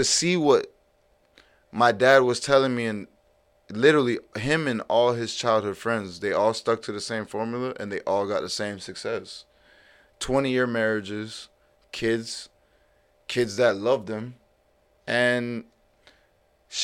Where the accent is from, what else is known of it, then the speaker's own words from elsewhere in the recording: Pembroke Pines, Florida, United States; I grew up in West Pembroke Pines